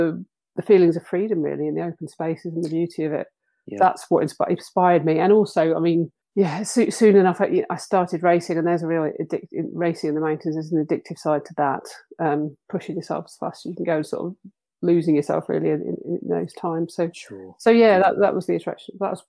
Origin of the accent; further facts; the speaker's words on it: Bristol, South West England, United Kingdom; moved away as an adult; also born or lived in Leeds; now in Otley, United Kingdom; So I grew up in Bristol